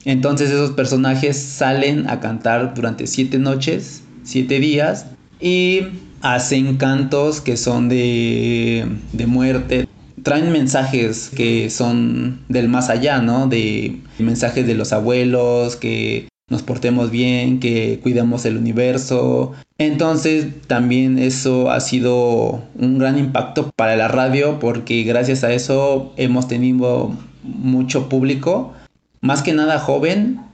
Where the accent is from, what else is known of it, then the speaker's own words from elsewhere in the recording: Mexico City, Mexico; also born or lived in home village in the Mazatec sierra; Yo crecí hasta los 8 o 7 años aquí en la Ciudad de México. De ir me regreso a mi pueblo 3 años. Y en ese lapso yo aprendo el lenguaje mazateco.